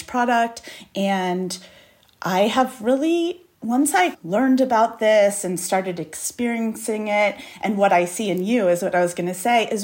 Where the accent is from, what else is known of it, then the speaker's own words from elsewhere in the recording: New York, United States; moved away as an adult; now in Los Angeles, United States; I'm a born and raised New Yorker